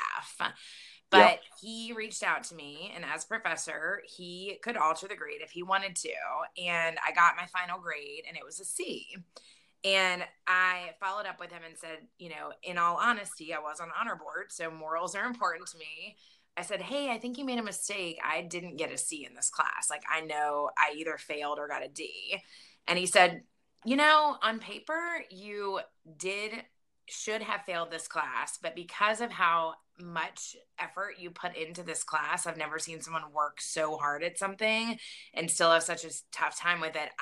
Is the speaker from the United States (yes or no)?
yes; Lynchburg, Virginia, United States; my hometown in Lynchburg, Virginia